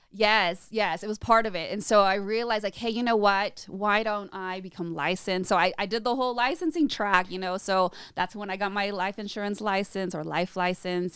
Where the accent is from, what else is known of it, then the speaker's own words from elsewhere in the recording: Orange County, California, United States; also born or lived in Chicago, Illinois; I grew up in California and Southern California